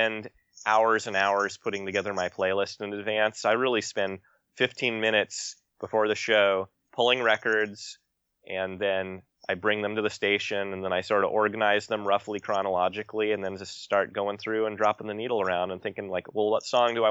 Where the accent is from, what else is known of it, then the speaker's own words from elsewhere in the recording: Corvallis, Oregon, United States; I grew up in outside Corvallis in the late 80s, early 90s.